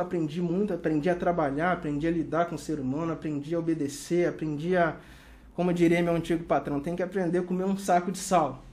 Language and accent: Portuguese; Cachoeiro de Itapemirim, Espírito Santo, Brazil; also born or lived in Ponte Nova, Minas Gerais / Porto Velho; Sou originalmente mineiro, mas fui criado em Cachoeiro de Itapemirim